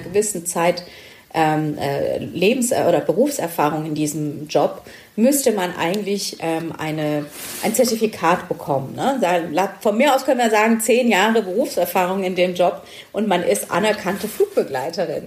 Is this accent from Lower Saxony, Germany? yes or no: no; Stuttgart, Baden-Württemberg, Germany; ich komme aus Stuttgart